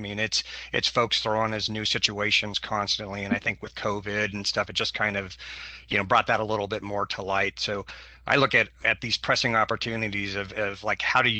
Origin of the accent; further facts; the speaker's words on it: Portland, Oregon, United States; I'm from Multnomah County, which is the Portland, Oregon area, for those of you not familiar.